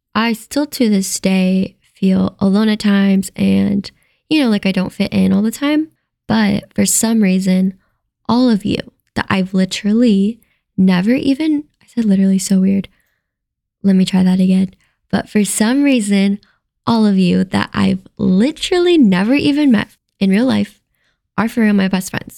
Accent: Ohio, United States; moved away as an adult; now in Las Vegas, United States; I'm originally from Ohio, and I actually packed up and moved to Las Vegas on a whim, all by myself

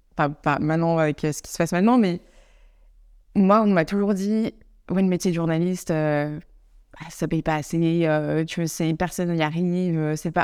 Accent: Savoie, near Chambéry, Auvergne-Rhône-Alpes, France; moved away as an adult; also born or lived in Annecy / Grenoble; now in Amsterdam, Netherlands; en France, je viens de Savoie, euh, donc à côté de, Chambéry, dans les montagnes

